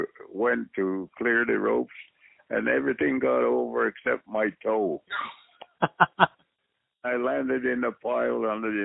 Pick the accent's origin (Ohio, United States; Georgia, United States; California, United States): Ohio, United States; Columbus; there was a couple of guys that I grew up in Columbus, Ohio, Red Bastien and Ray Stevens.